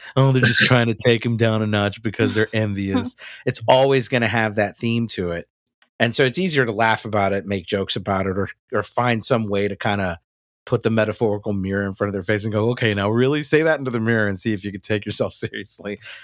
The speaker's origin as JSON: {"language": "English", "region": "the South", "country": "United States", "tie": "born or raised there", "said": "growing up in the South"}